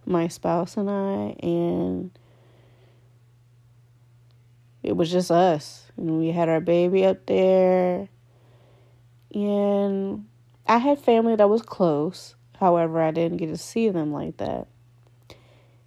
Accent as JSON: {"language": "English", "town": "Richmond", "region": "Virginia", "country": "United States", "also_born_or_lived": "Connecticut", "moved": "as an adult", "said": "I'm from Virginia, Richmond, Virginia"}